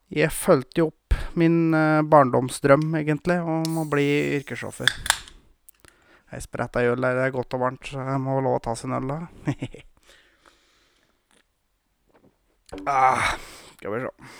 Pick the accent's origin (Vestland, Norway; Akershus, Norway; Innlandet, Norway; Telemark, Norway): Innlandet, Norway; Gausdal; also born or lived in Moelv, Hedmarken; now in Råholt, Norway; Jeg kommer jo opprinnelig fra Gausdal